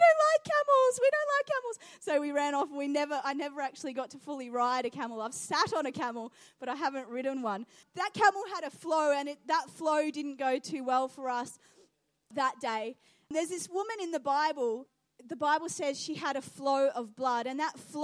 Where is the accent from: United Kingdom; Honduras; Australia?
Australia; Geelong, Victoria; also born or lived in New Zealand / Iran (ancestry); now in Adelaide, Australia; I grew up in Geelong, and so we'd go to the Melbourne show quite regularly